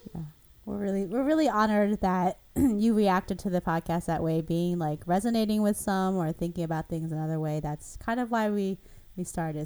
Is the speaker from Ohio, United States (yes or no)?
no; Philadelphia, Pennsylvania, United States; also born or lived in Taiwan; I grew up in Philadelphia, which maybe is a little more diverse than Cleveland